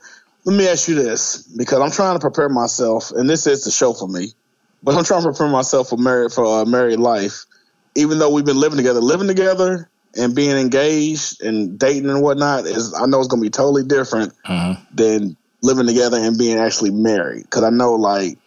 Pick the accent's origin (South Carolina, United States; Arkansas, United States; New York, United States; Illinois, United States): South Carolina, United States; now in Louisville, United States; I'm from South Carolina